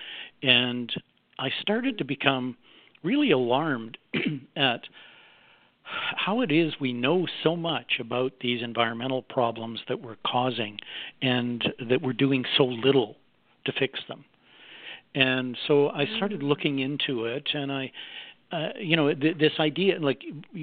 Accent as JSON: {"language": "English", "country": "Canada", "said": "I'm a Canadian, and I owned a big public relations"}